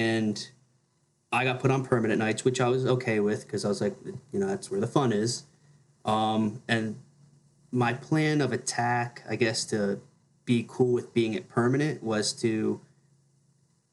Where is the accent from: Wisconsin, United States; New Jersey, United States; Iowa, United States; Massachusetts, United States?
New Jersey, United States; growing up in New Jersey, people just go to like their CCD class after church on Sundays